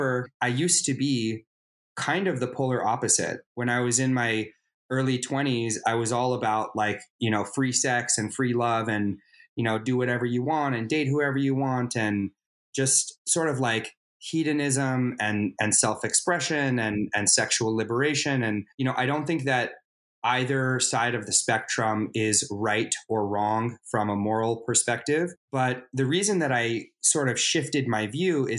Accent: Los Angeles, California, United States; I am from Los Angeles, California. I live in Los Angeles, California. I've been told I'm a bit of a unicorn because apparently there aren't a lot of people who are actually from LA, but I'm one of them.

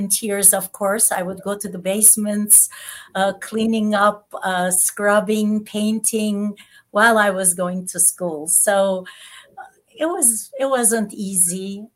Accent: Istanbul, Turkey; English is a second language; moved away as an adult; also born or lived in Netherlands; now in United States; I was born in Istanbul, as you mentioned, of a Christian family and as Armenian

